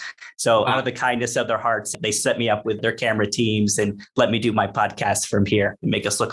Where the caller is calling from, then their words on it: Medellín, Antioquia, Colombia; So I'm tuning in from Medellin, Colombia. So this is where we headquarter our coffee operations.